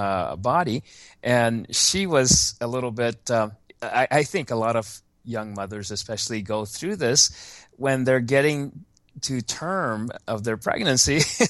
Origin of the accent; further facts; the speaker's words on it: Japan; born there; I was born in Japan, but I was born on an American military base there because my father was in the army during the Korean War